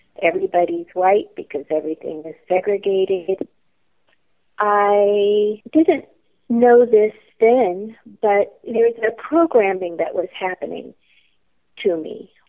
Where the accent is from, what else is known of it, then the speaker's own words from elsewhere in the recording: Atlanta, Georgia, United States; also born or lived in Charlotte, North Carolina; I was born in Charlotte, North Carolina, but we moved to Atlanta when I was around 6 years old. This was in the late 50s, early 60s